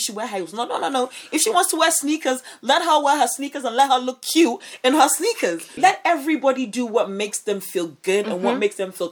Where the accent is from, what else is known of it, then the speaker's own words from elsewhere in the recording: Ghana; growing up in Ghana